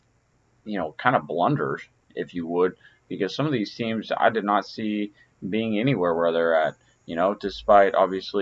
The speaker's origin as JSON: {"language": "English", "town": "Houston", "region": "Texas", "country": "United States", "tie": "born or raised there", "said": "my hometown Houston Astros"}